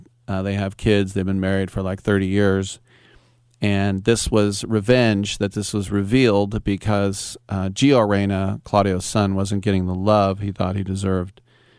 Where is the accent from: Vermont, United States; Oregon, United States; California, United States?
California, United States; Oakland; Growing up in Oakland as a kid